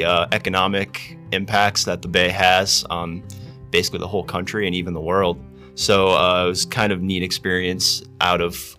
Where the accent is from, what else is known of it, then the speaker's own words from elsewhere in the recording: Exeter, Pennsylvania, United States; So I'm from the Wilkes-Barre Scranton area. I'm from a small town called Exeter.